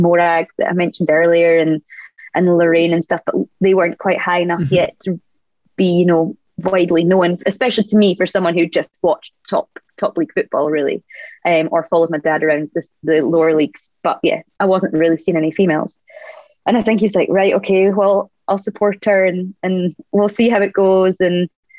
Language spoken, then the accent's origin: English; Scotland, United Kingdom; being Scottish